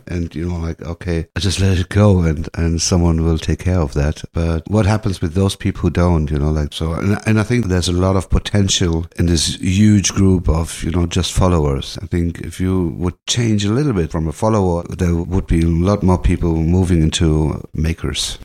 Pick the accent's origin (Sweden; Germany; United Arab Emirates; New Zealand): Germany; Hanau, Hesse; now in Berlin, Germany; German born. I grew up in Hanau, a small town next to Frankfurt.